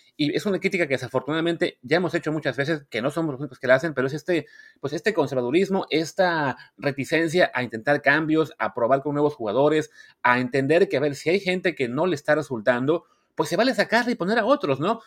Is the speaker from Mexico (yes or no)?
yes; Veracruz, Mexico; moved away; soy de Veracruz